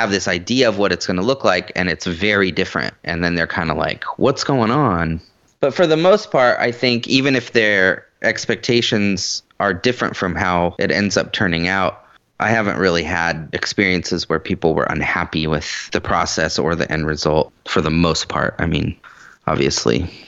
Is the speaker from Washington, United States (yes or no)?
yes; the Northwest, Washington, United States; moved away as an adult; now in Nashville, United States; I've been doing Seattle my whole life, at least the area. I grew up in the Northwest